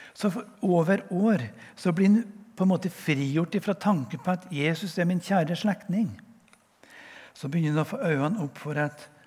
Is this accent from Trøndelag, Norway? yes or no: yes; west of Namsos, Trøndelag, Norway; accent: Trønder; jeg er jo trønder, som dere hører. Jeg kommer fra en plass vest for Namsos.